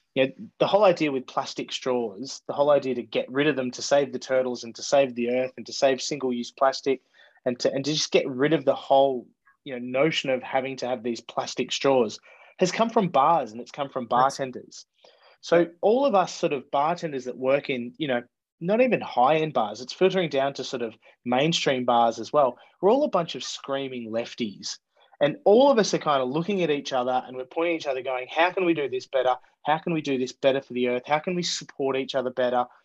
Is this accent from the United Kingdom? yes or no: no; Melbourne, Victoria, Australia; moved away as an adult; now in Sydney, Australia; I, was, born in Australia and born in um, the inner west of Melbourne, a place called Footscray